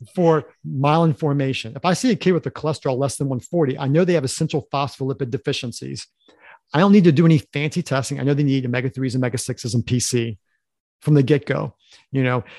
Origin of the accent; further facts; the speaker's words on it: Harrisonburg, Virginia, United States; we grew up in Harrisonburg, which is a s, city in Virginia